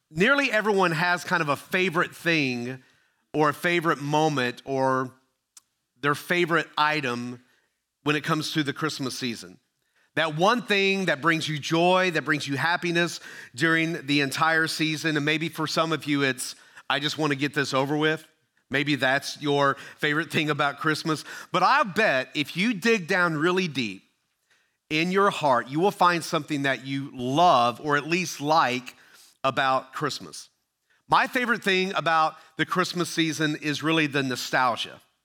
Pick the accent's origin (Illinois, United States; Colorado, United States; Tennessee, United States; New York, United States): Tennessee, United States; also born or lived in Ohio; Now, I grew up in Tennessee, but I was born in Ohio, where all my relatives still lived.